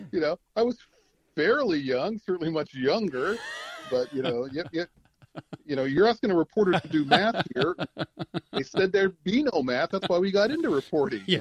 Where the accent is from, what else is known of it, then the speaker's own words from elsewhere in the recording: Okinawa, Japan; also born or lived in Chicago, United States; I'm I am uh, a native of Chicago, but I did not grow up there. Um, you know, my dad was in the army, uh, so I did a lot of growing up on Okinawa, Japan. We had uh, two tours there.